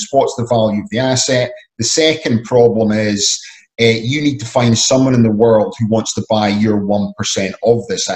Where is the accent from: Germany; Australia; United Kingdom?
United Kingdom; Scotland; I'm originally from Scotland